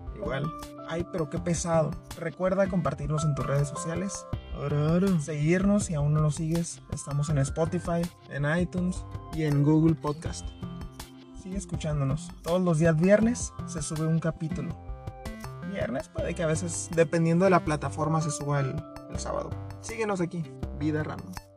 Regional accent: northern Mexico, Mexico; accent: norteño; Vivo literalmente en la axila de México, así que si notan mi acento, dicen, eh, ah, este es del norte.

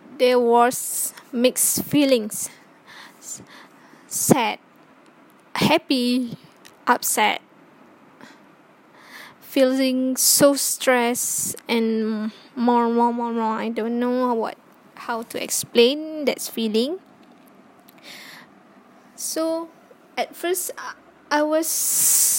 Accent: Johor, Malaysia; I'm from the Selatan Tanah Air, Johor

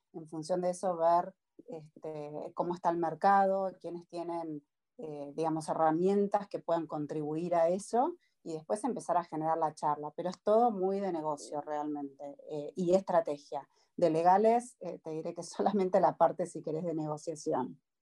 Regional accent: Argentina; now in United States; uno como argentino

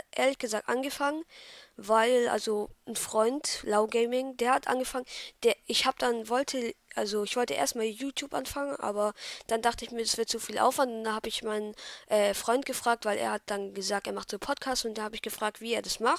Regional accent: Baden-Württemberg, Germany; Ähm, ich komme aus Baden-Württemberg.

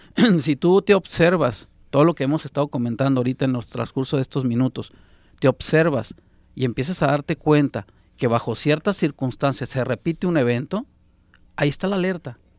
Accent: Sonora, Mexico; now in Guadalajara, Mexico; Yo que soy de Sonora

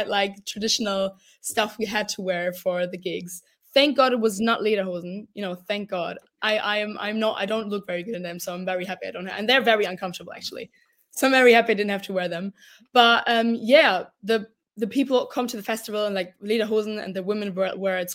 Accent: Stuttgart, Baden-Württemberg, Germany; also born or lived in Munich; I was brought up in Stuttgart, which is the less fancy version of Munich, in my opinion

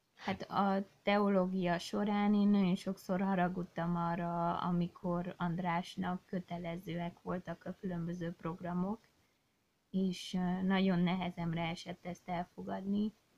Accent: Székely Land, Romania; Én, mint Székelyföldi lány, most már asszony, nagyon ragaszkodom a hazámhoz

